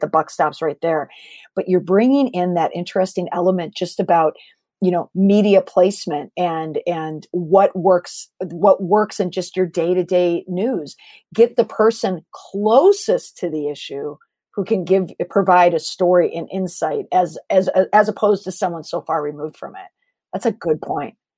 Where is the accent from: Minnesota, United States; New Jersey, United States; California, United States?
Minnesota, United States; moved away; also born or lived in Boston; I'm originally from Minnesota, so I grew up on pop